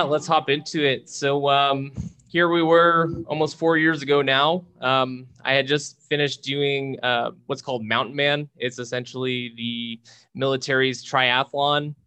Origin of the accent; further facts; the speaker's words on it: Charlotte, New Brunswick, Canada; also born or lived in Moncton; now in Edmonton, Canada; a kid from a small town, about a thousand people, called Charlotte, New Brunswick.